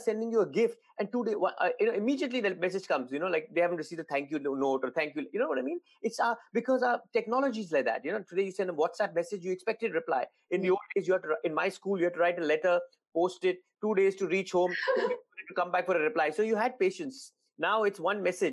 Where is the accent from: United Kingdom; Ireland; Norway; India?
India; moved away; being Indian